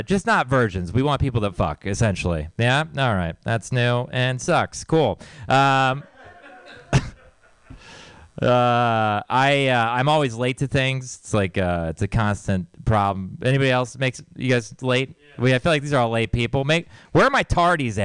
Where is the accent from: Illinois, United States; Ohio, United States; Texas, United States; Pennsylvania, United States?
Texas, United States; moved away; I grew up in Texas, so you might know it's like a really religious place